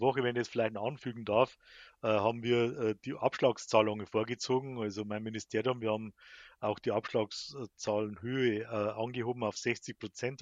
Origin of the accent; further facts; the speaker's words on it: Bavarian Forest, Germany; bei uns im Bayerischen Wald